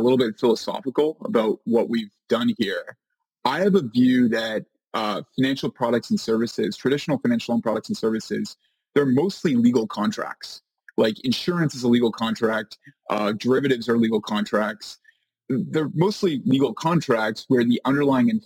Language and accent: English; Canada; moved away as an adult; now in New York City, United States; I am a Canadian. I'm Canadian